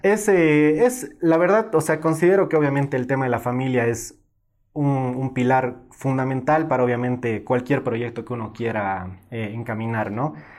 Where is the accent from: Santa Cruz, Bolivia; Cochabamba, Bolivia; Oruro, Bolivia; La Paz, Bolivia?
Cochabamba, Bolivia; yo nací en Cochabamba